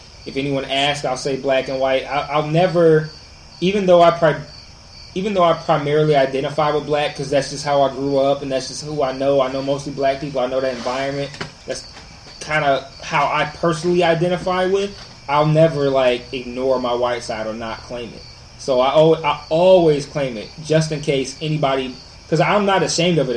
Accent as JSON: {"language": "English", "town": "Detroit", "region": "Michigan", "country": "United States", "tie": "born or raised there", "said": "I went to Detroit Public Schools, I stayed in Detroit."}